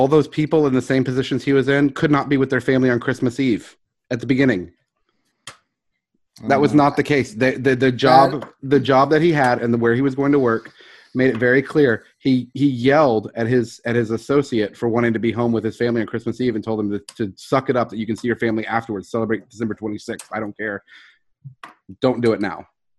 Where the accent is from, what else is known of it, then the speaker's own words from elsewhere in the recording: Houston, Texas, United States; Dude, I was from Houston.